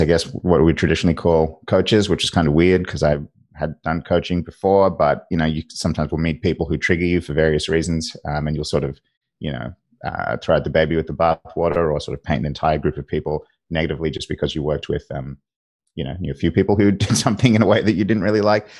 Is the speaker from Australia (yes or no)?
yes; Australia; I'm an Australian, uh, in Australia